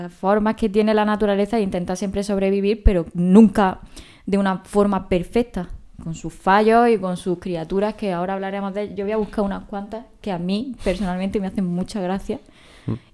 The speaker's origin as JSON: {"language": "Spanish", "region": "Andalusia", "country": "Spain", "said": "por encima de cualquier cosa, soy andaluza."}